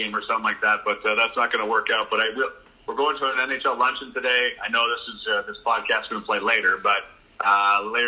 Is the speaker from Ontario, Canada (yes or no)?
no; Calgary, Alberta, Canada; now in Winnipeg, Canada; I grew up in Calgary